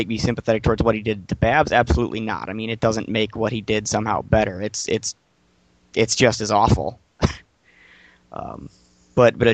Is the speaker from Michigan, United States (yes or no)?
yes; Detroit, Michigan, United States; I'm from Detroit.